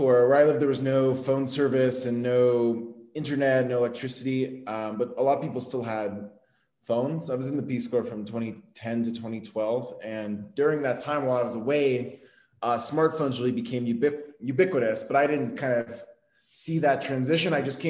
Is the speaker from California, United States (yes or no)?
yes; California, United States; also born or lived in Arizona; I mostly grew up in Southern California, and then for part of high school, lived in Arizona.